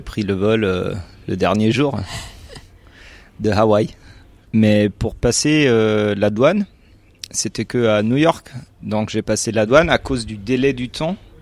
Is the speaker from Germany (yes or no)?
yes; Germany; French is a second language; je suis allemand, euh, j'ai 31 ans